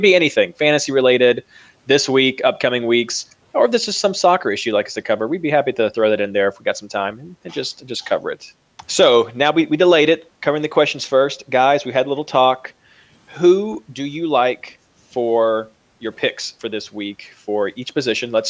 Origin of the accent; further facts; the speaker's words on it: Kentucky, United States; Uh, I'm from Kentucky, so Derby is just the natural way that I that I lean towards when I when I'm saying that.